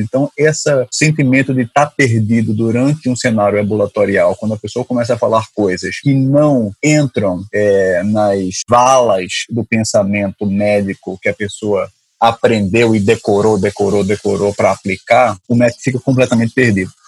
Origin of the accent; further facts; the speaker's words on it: Recife, Pernambuco, Brazil; accent: Recife; moved away as an adult; now in Rio de Janeiro, Brazil; Eu sou de Recife, sotaque é de Recife, mas moro no Rio já faz 12 anos.